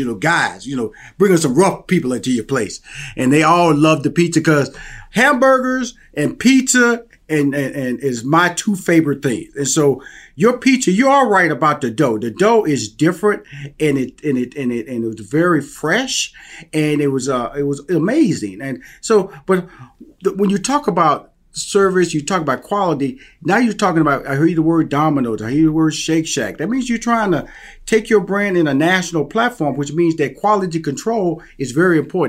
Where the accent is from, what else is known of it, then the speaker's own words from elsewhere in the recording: Houston, Texas, United States; accent: Southern; I'm from Houston, Texas, and you know I got this Southern accent